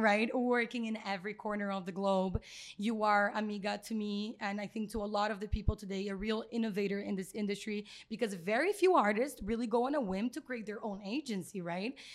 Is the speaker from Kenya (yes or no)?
no; Brazil; moved away; We're both from Brazil.